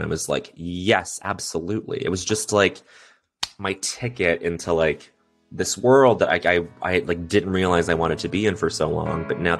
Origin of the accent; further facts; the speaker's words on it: Quebec, Canada; yeah, I grew up in Quebec and I speak French.